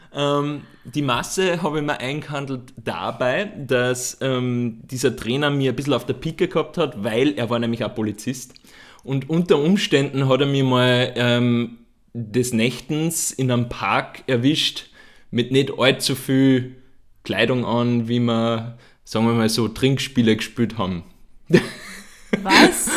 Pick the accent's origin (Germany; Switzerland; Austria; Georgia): Austria; Upper Austria; da, wo ich herkomme, in Oberösterreich